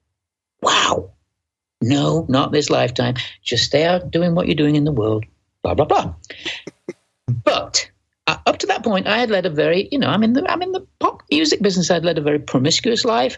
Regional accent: Manchester, North West England, United Kingdom; accent: Manchester; moved away; I'm from Manchester. We're both from Manchester

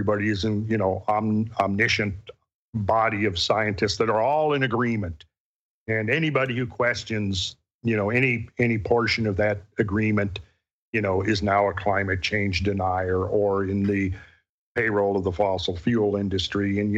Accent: Minnesota, United States; growing up in Minnesota, right where we lived was near the margin of the great ice sheet

